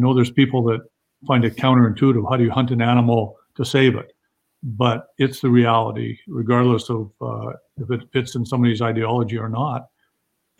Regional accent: Canada; I'm Canadian as you get

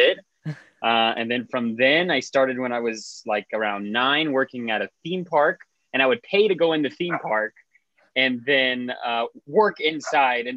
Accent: South Florida, United States; I'm from South Florida, which is where I am calling in from today

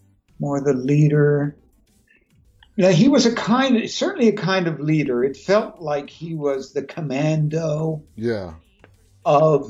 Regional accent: Newfoundland and Labrador, Canada; moved away; also born or lived in New York / Los Angeles; I come from Newfoundland, Canada

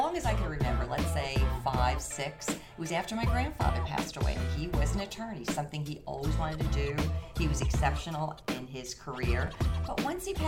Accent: New Jersey, United States; moved away as an adult; also born or lived in Boston; now in Florida, United States; I grew up in New Jersey, went to school in Boston

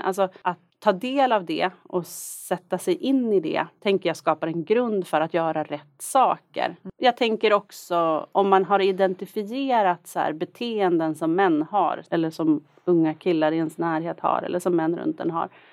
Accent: Norrland, Sweden; moved away as an adult; now in Stockholm, Sweden; jag är från Norrland. Det är en stark identitet

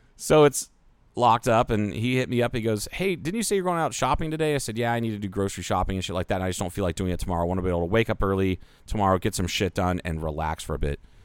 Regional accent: Ohio, United States; now in Kingman, Arizona, United States; I grew up with in Ohio

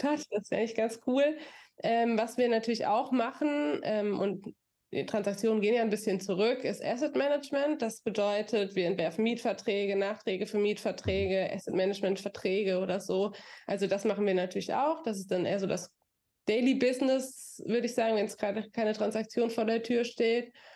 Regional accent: near Aschaffenburg, Bavaria, Germany; also born or lived in Florida; now in Frankfurt, Germany; ich bin in Aschaffenburg zur Schule gegangen, da ich aus der Nähe komme

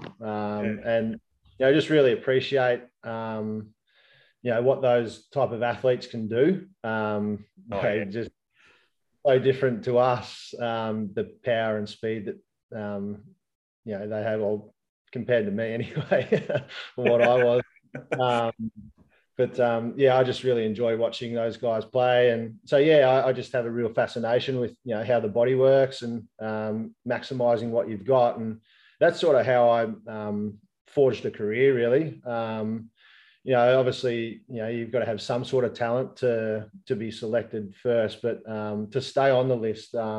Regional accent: Albury, New South Wales, Australia; I grew up in Albury

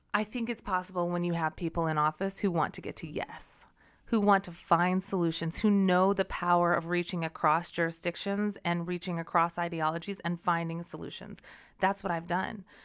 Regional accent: Olympia, Washington, United States; also born or lived in Denver; I grew up actually in the South end of Puget Sound in Olympia

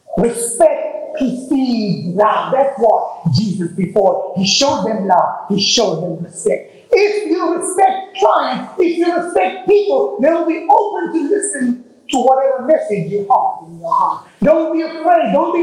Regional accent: Texas, United States; So I'm from Texas, actually. I mean, I look it, but I'm actually from Texas.

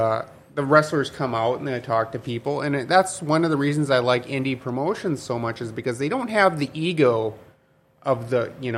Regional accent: Larimore, North Dakota, United States; I grew up in Larimore

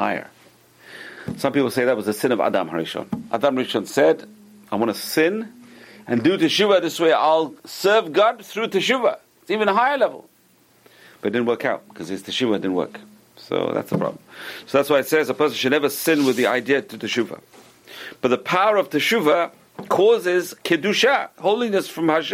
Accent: London, United Kingdom; I used to be a kid in London, growing up in London

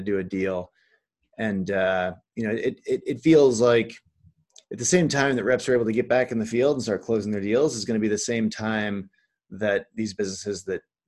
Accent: Midwest, United States; moved away; I'm from the Midwest originally

